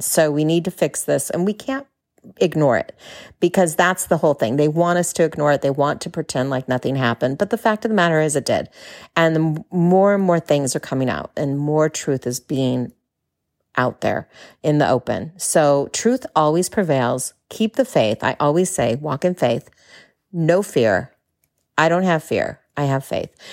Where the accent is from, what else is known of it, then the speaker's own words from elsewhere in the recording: California, United States; moved away as an adult; now in Texas, United States; As a Californian, yeah, a native Californian, now living in Texas